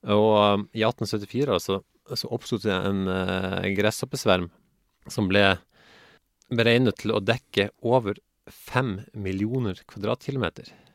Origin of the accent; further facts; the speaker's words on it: Northern Norway, Norway; moved away; also born or lived in Haugesund; jeg vokste opp i Nord-Norge